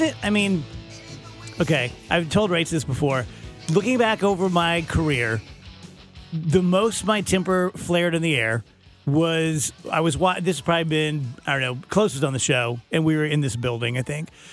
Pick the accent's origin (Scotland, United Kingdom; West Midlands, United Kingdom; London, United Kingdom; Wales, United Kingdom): Scotland, United Kingdom; I'm Scottish